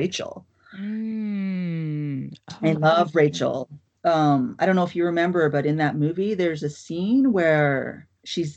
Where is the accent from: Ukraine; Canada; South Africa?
Canada; Newfoundland and Labrador; the first and only childhood I have is the childhood that I had in Newfoundland